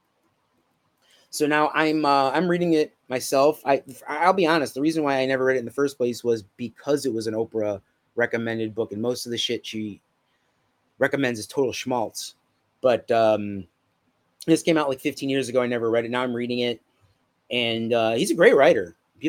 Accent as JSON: {"language": "English", "town": "Chicago", "region": "Illinois", "country": "United States", "said": "I'm from Chicago."}